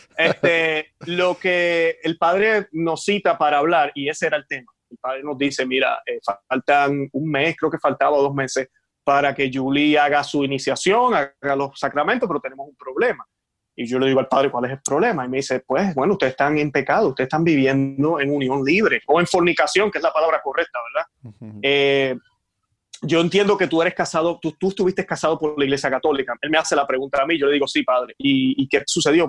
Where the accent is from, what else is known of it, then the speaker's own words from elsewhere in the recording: Puerto Rico; moved away as an adult; now in Florida, United States; soy puertorriqueño. Nací en Puerto Rico